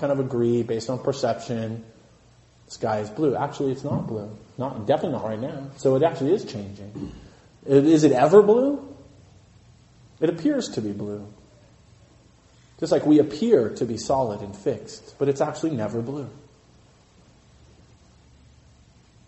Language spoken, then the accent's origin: English; Santa Cruz, California, United States; I grew up in Santa Cruz